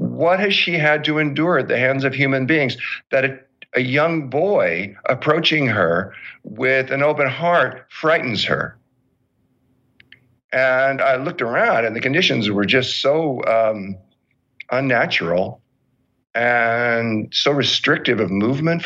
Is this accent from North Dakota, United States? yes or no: no; Southern California, United States; I grew up in Southern California